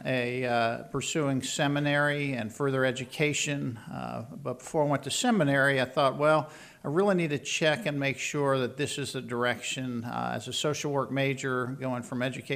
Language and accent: English; Philadelphia, Pennsylvania, United States; Grew up in the Philadelphia area